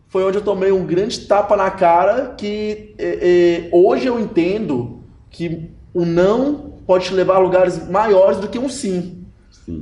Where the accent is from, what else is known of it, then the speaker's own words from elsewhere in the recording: Montes Claros, Minas Gerais, Brazil; lá em Montes Claros, onde eu sou caçula de, de três filhos, minha mãe era professora